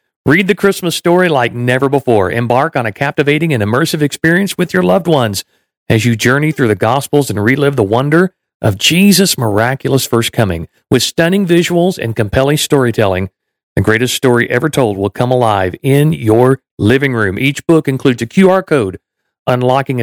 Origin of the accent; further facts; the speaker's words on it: Waco, Texas, United States; moved away; also born or lived in Orlando; I grew up in Texas, I grew up in Waco